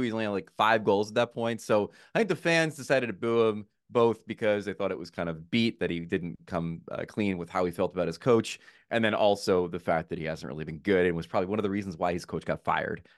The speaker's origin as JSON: {"language": "English", "region": "New Jersey", "country": "United States", "tie": "born or raised there", "said": "I grew up in Jersey"}